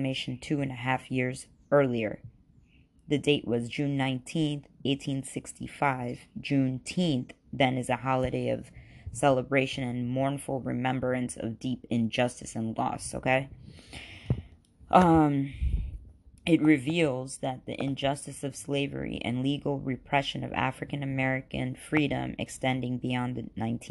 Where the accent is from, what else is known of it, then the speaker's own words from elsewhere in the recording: Khambhat, Gujarat, India; born in India, whatever, in an Islamic background, and it was in Cambay, India, to be specific.